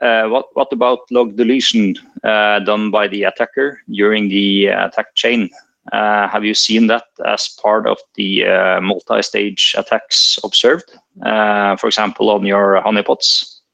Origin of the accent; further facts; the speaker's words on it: Norway; I'm from Norway.